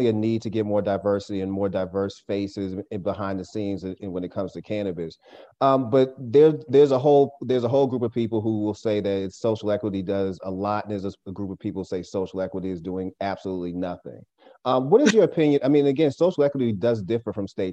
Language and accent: English; Boston, Massachusetts, United States; growing up in Boston, I used to skip school and I would go downtown Boston